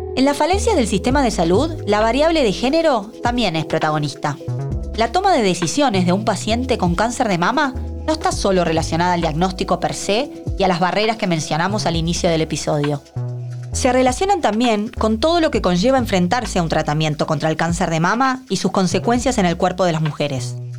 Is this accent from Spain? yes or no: no; Argentina